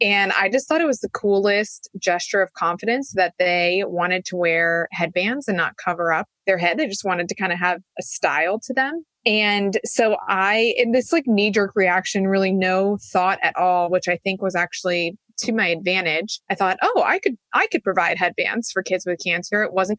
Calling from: San Diego, California, United States; also born or lived in Raleigh, North Carolina; Well, I am in San Diego, California, in my Airstream trailer that my husband and I have been traveling in since we left Raleigh.

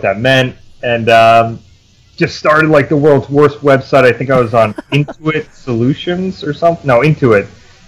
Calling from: Vermont, United States; Beautiful Vermont, where there isn't many golf courses and it's mostly winter.

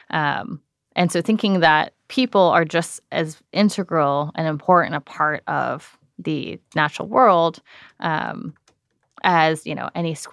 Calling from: San Francisco, California, United States; I'm calling from San Francisco.

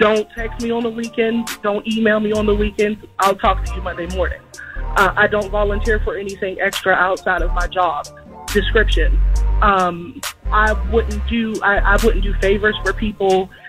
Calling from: Pittsburgh, Pennsylvania, United States

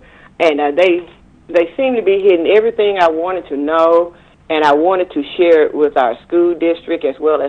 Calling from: Forest City, Arkansas, United States; I'm from Forest City, Arkansas.

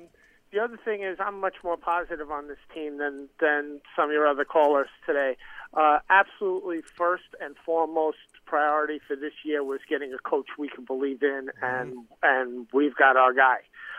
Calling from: Staten Island, New York, United States; from Staten Island.

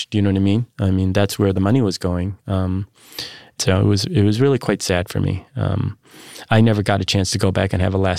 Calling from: Toronto, Ontario, Canada; from Toronto, reminding you to eat more, eat better, and eat more better.

